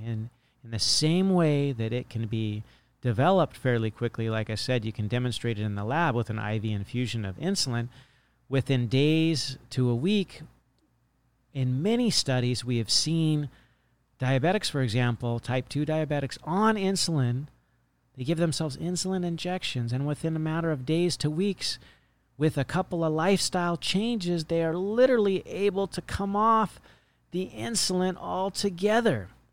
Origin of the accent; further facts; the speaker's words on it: Monterey Bay, California, United States; now in Hawaii, United States; I grew up in the Monterey Bay, and there was nothing but fields